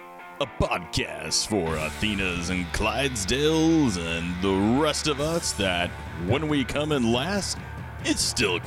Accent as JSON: {"language": "English", "region": "Pacific Northwest", "country": "United States", "said": "we are from the Great Northwest."}